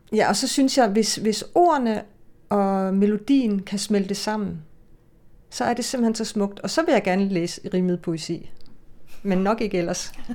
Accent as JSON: {"language": "Danish", "country": "Denmark", "tie": "born or raised there", "first_language": "Danish", "said": "det er mit fædre land, altså det er, og mit moders mål. Men det er jo der, jeg er vokset op"}